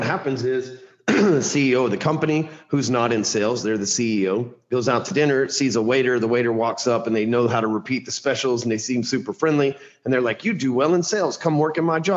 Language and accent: English; Dallas, Texas, United States; I am born and raised in Dallas, Texas